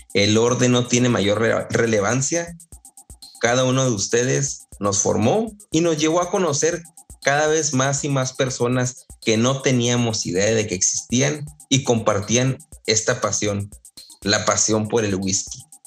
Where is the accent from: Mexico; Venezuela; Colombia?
Mexico; Ascensión, Chihuahua; moved away as an adult; also born or lived in Ciudad Juárez; now in Houston, United States; también soy de Ascensión, Chihuahua de la Chona. Eh, ahí me crié, 18 años, y nací en Ciudad Juárez.